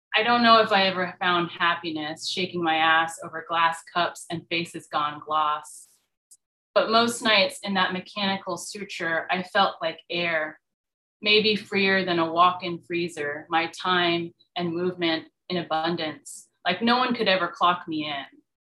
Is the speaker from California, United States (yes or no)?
yes; California, United States; moved away as an adult; also born or lived in Durham, North Carolina; I grew up in California. Like, why would I have an accent?